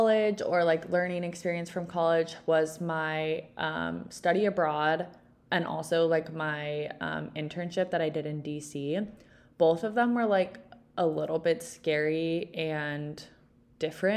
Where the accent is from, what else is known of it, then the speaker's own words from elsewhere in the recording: Texas, United States; moved away as an adult; also born or lived in Utah; I grew up in Texas, just like Ellie.